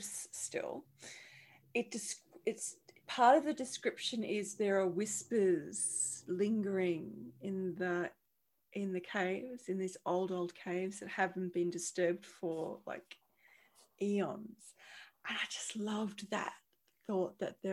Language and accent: English; Charleville, Queensland, Australia; moved away; We lived in, we're from Charleville, which is central Queensland